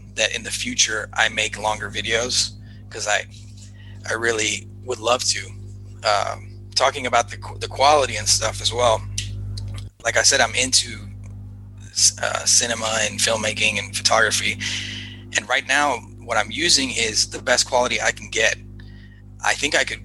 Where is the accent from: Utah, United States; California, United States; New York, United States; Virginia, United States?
California, United States; Los Angeles; growing up in Los Angeles